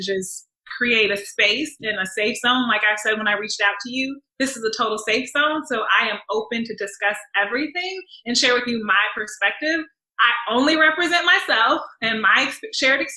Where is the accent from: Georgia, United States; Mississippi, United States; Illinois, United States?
Illinois, United States; Chicago; now in St. Louis, United States; I'm originally from Chicago